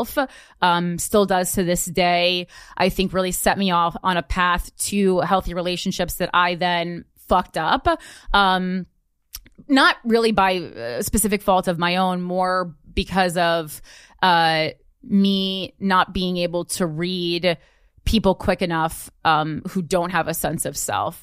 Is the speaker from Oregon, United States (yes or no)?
no; Union, New Jersey, United States; there has to be more to life than Union, New Jersey